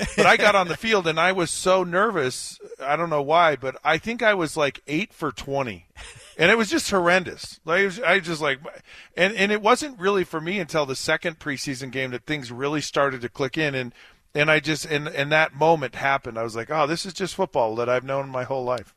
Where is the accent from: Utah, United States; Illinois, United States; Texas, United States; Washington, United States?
Utah, United States; moved away as an adult; I grew up in Utah.